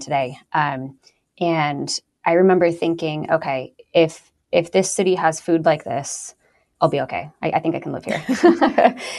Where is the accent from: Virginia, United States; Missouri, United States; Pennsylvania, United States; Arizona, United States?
Arizona, United States; a suburb of Phoenix; now in Dallas, United States; I'm not from the Dallas area. I'm from a suburb of Phoenix